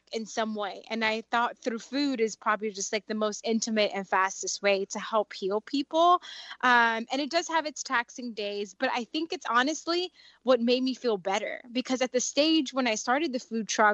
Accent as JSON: {"language": "English", "country": "Dominican Republic", "also_born_or_lived": "South Florida", "said": "I'm Dominican, so I'm from the Caribbean"}